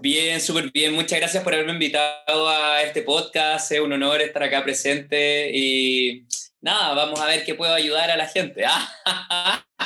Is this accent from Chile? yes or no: yes; Valparaíso, Chile; De la ciudad de Valparadise, acá en la quinta región, en Chile